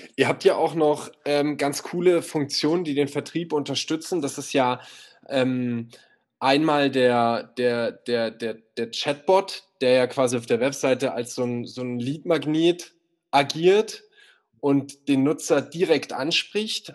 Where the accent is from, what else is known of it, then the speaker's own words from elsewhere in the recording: Berlin, Germany; ich komme aus Berlin